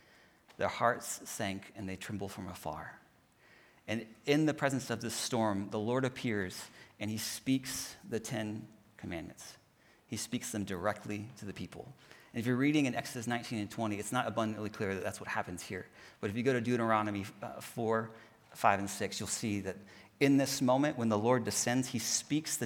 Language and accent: English; Houston, Texas, United States; moved away; I'm from Houston, and so we're there next to the Gulf.